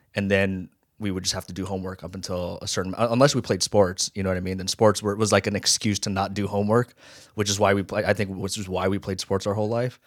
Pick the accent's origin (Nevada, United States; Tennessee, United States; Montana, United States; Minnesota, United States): Nevada, United States; Las Vegas; also born or lived in Hawaii; raised in Vegas